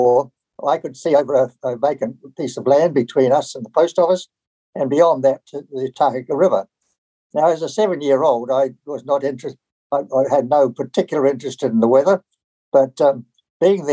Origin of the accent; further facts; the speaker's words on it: Nelson, New Zealand; also born or lived in Takaka, Golden Bay, New Zealand; I was born in Nelson in 1932